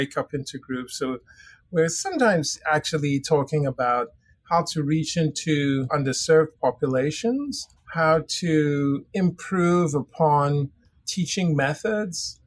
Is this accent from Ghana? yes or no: yes; Ghana; also born or lived in Switzerland / England / Texas / Oxford; now in United States; I grew up in Ghana, West Africa